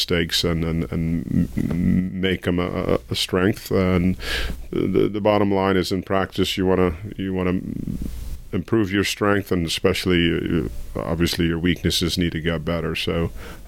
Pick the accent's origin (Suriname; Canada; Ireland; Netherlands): Suriname; now in United States; my home country, Suriname